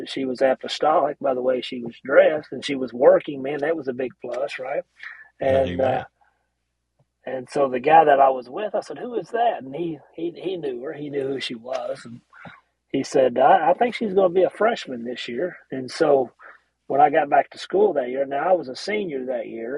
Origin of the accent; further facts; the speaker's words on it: Carrollton, United States; I was born here, raised here